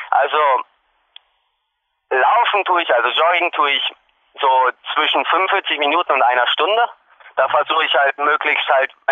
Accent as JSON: {"language": "German", "town": "Hanover", "region": "Lower Saxony", "country": "Germany", "said": "Ich komme nun aus Hannover, aus Norddeutschland und da ist flaches Land, also das ähnelt überhaupt gar nicht dem Bergsport."}